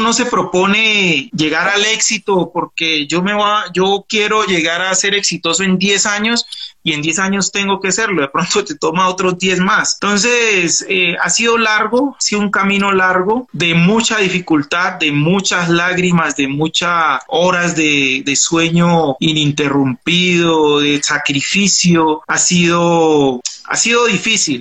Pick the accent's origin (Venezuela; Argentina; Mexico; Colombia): Colombia; Pacific region; yo soy auténtico, del Pacífico, hablo como hablo